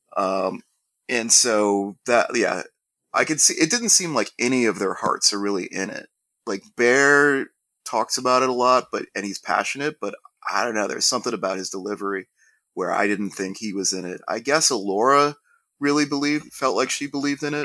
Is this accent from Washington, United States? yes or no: no; Columbus, Ohio, United States; we're both from Ohio.